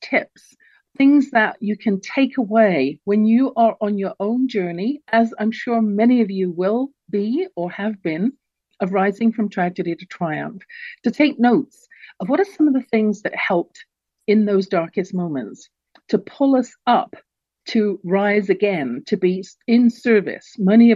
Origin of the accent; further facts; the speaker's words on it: London, United Kingdom; moved away; I was born in England myself, London, England. I grew up surrounded by the pomp and pageantry